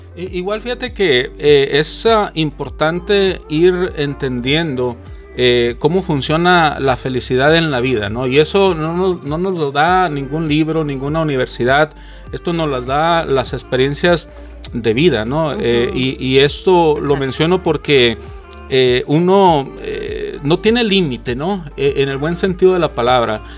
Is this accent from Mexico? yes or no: yes; Guadalajara, Jalisco, Mexico; now in United States; yo nací en Guadalajara, Jalisco, en México, y vivo en Estados Unidos